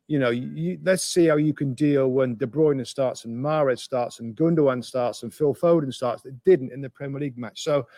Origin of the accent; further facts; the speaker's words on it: England, United Kingdom; growing up in England